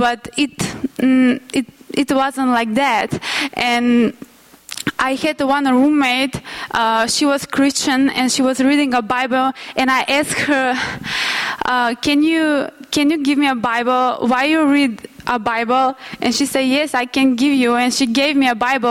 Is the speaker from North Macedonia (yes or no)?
yes; North Macedonia; moved away; I'm from Macedonia